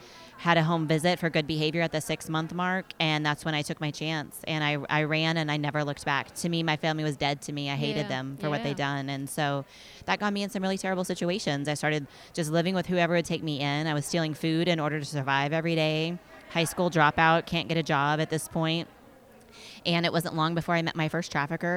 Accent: Fort Worth, Texas, United States; also born or lived in Dallas; my family moved to Fort Worth, a small, quiet suburb north of Fort Worth when I was about 5 years old

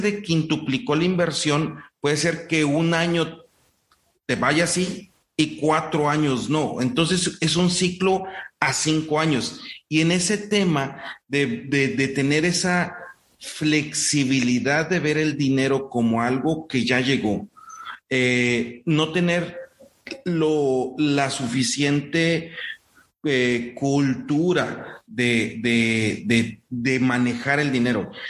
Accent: Morelos, Mexico; para mi tierra, en, el centro de México, en Morelos

